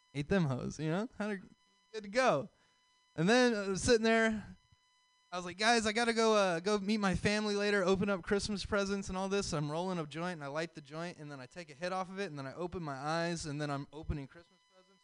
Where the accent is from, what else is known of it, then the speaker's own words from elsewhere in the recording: the South, United States; So I'm from the South